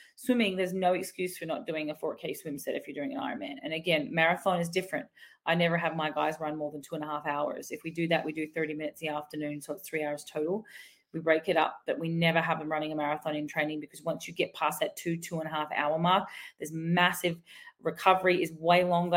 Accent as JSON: {"language": "English", "country": "Australia", "said": "even as an Aussie"}